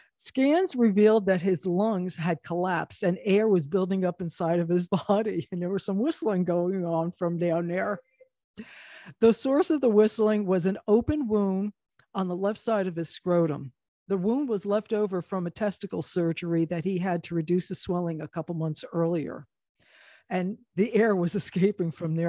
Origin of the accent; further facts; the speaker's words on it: New Jersey, United States; we're from New Jersey